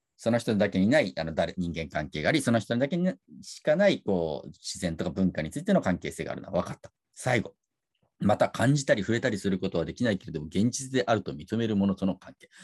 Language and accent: Japanese; Japan; 私たちは日本人って集団の中で育っていって